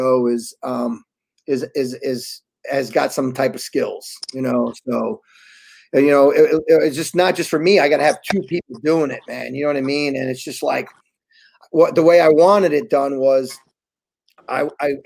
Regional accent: New York City, New York, United States; also born or lived in Wallkill, New York; I'm from New York. You know, I kind of, you know, I grew up back and forth with Lower East Side is where I was born. And, but I went to high school up in, upstate New York, you know, Walk Hill. But you know, I'm a New Yorker

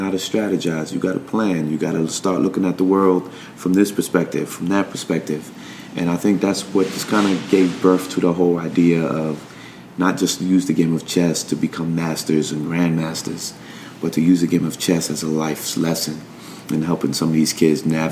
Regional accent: New York, United States; Growing up in New York

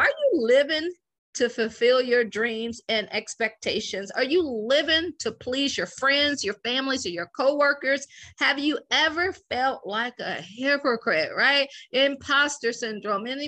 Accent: Akron, Ohio, United States; moved away as an adult; also born or lived in Washington, D.C. / Baltimore / Boston; I'm from Akron, Ohio. I always joke and say I grew up shy, sheltered, in church basically 6 days a week

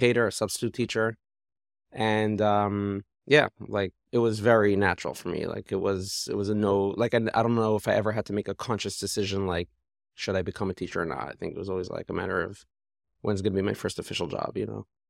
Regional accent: Toronto, Ontario, Canada; moved away; I grew up in Toronto

